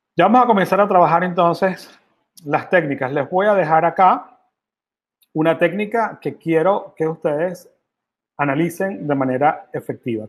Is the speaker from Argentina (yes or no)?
no; Venezuela; moved away; yo vengo de Venezuela, yo soy venezolano y orgullosamente venezolano